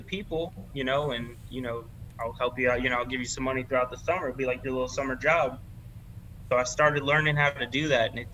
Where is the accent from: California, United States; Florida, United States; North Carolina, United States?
Florida, United States; Miami; I grew up in Miami and I never really spoke much Spanish